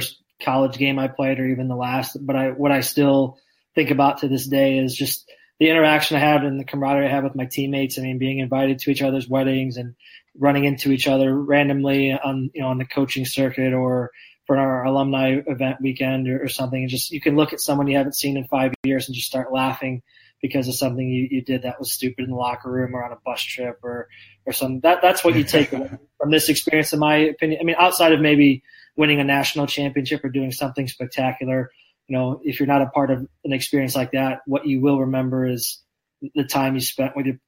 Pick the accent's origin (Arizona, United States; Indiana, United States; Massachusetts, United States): Indiana, United States; moved away as an adult; now in Lindsborg, United States; I grew up in Indiana.